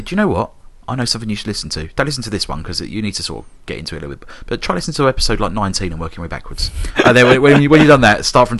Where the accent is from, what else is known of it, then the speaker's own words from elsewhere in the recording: South East England, United Kingdom; born there; I think you'll find, Tom, that I was born in Surrey.